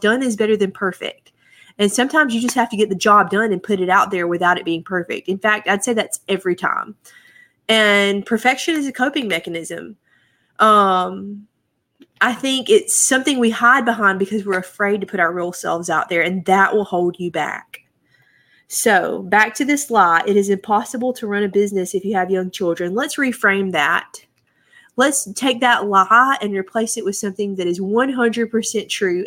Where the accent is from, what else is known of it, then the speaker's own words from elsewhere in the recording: United States; I'm an American